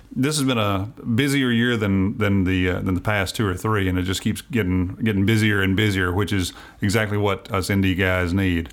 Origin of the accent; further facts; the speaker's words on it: Winchester, Tennessee, United States; moved away; also born or lived in Nashville, Tennessee; I grew up there. I was actually born here in Nashville, but I grew up down in Winchester.